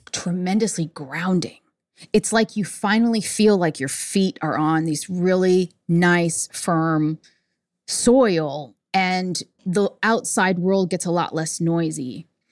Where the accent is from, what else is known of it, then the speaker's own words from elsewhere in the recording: New York City, New York, United States; I was born in Manhattan